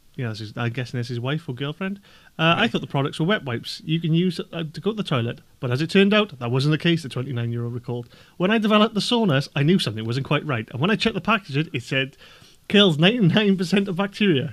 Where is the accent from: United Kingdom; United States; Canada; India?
United Kingdom; Welsh, Wales; being Welsh myself